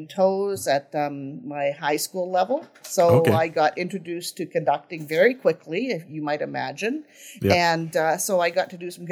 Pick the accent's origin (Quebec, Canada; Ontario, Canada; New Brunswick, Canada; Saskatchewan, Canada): Saskatchewan, Canada; Saskatoon; moved away as an adult; also born or lived in Oklahoma / Alaska; I grew up in Saskatoon, Saskatchewan